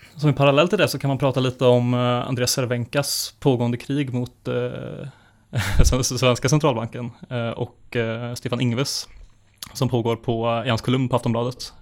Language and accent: Swedish; Bengtsfors, Västra Götaland, Sweden; min hemkommun eh, Bengtsfors i Dalsland